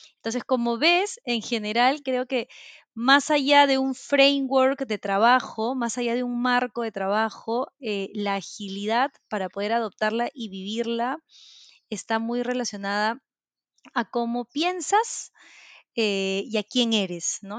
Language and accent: Spanish; Peru; soy de Perú, vivo en Lima actualmente